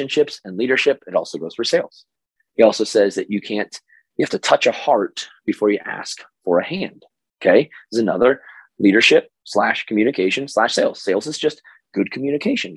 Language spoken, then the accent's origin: English; Oklahoma, United States; this is my Oklahoma voice, even though I'm from Oklahoma